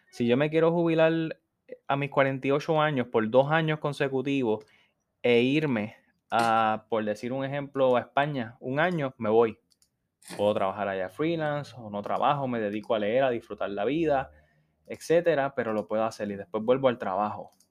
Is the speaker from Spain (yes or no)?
no; New York, United States; born there; yo soy una persona que desde muy joven he ido a Nueva York, de hecho yo nací en Nueva York